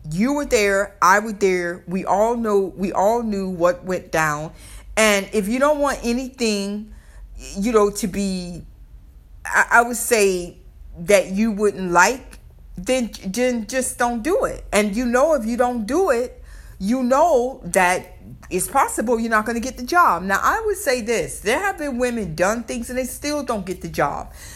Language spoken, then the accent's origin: English; the South, United States; accent: Southern; I may have my Southern accent